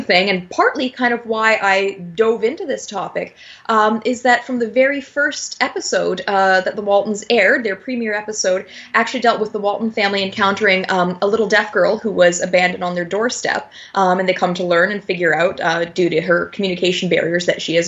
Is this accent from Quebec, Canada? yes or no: no; Niagara Falls, Ontario, Canada; Niagara Falls, my hometown